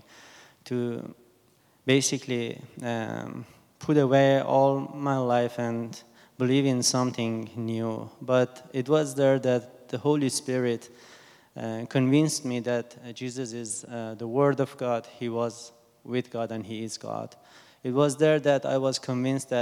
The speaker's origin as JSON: {"language": "English", "country": "Iran", "moved": "as an adult", "lives_now": "Canada", "said": "I am from Iran. I have been in Canada since 2004. When I came to Canada, I was only 24 years old."}